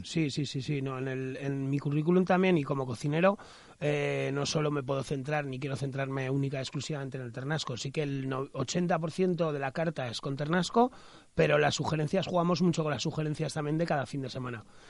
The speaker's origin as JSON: {"language": "Spanish", "region": "Aragon", "country": "Spain", "said": "desde nuestra tierra, ¿no? Y desde Aragón"}